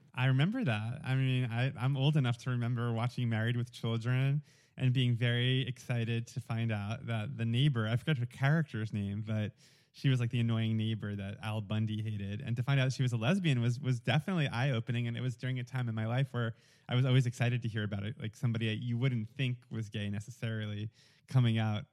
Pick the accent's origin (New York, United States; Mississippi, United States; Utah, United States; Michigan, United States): New York, United States; accent: thick New York; moved away as an adult; also born or lived in Atlanta; I grew up in New York and I had, growing up, a very thick New York accent